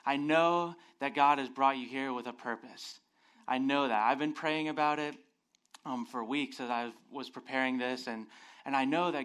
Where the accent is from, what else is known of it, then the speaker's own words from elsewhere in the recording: Phoenix, Arizona, United States; moved away; I'm originally from Phoenix, Arizona